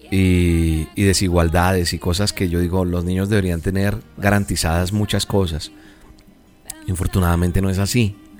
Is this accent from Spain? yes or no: no; Colombia; En mi país, en Colombia